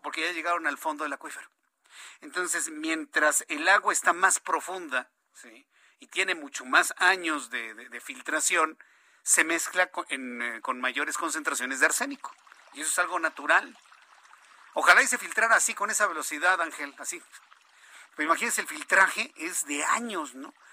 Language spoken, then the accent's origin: Spanish; Mexico City, Mexico; del Instituto México primaria, del Instituto México secundaria en Popocatépetl